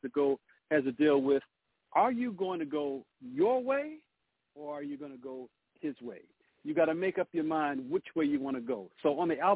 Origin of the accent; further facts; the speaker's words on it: Detroit, Michigan, United States; I'm from the city called Motown, Detroit, Michigan. That's where I'm